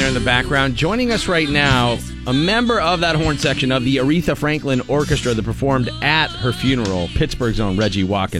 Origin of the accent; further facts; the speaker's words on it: Ireland; I'm Irish.